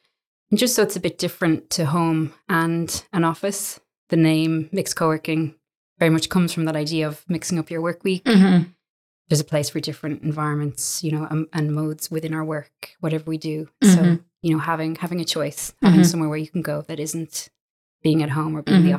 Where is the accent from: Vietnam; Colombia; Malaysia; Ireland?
Ireland; also born or lived in Jeddah, Saudi Arabia; So I'm from Ireland. I grew up in Jeddah in the Middle East for the bulk of my schooling.